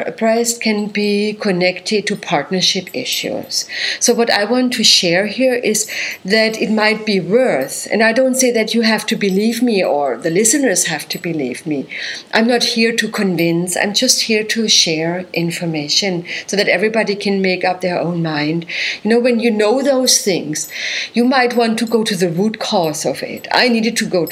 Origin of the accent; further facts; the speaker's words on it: Germany; moved away as an adult; So I come from Germany, as you know, and I was working as a naturopathic doctor and a physical therapist there